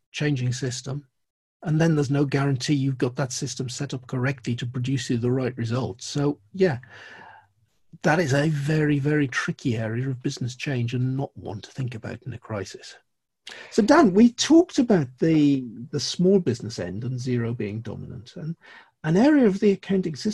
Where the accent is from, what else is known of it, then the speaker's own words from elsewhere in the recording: Geordie, North East England, United Kingdom; being a Geordie